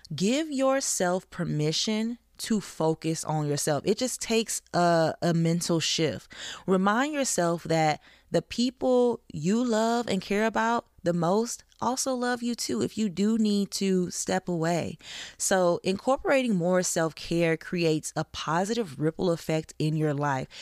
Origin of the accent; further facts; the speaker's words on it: the South, United States; I'm from the South